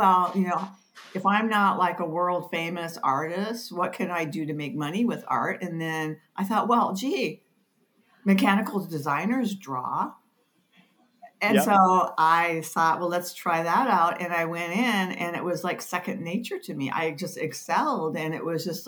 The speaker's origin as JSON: {"language": "English", "region": "northern Minnesota", "country": "United States", "tie": "born or raised there", "also_born_or_lived": "Shreveport, Louisiana", "moved": "as an adult", "said": "I was born in Shreveport, Louisiana, but when I was 2 years old, we moved to northern Minnesota to a small town on the Mississippi"}